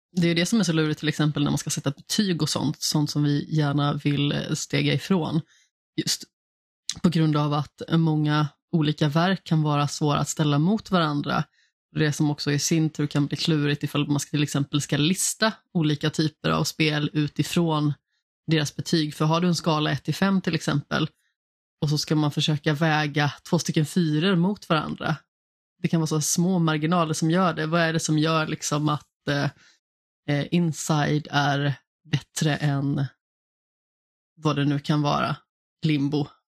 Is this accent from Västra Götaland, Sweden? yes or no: yes; Alingsås, Västra Götaland, Sweden; Jag är ju från Allingsås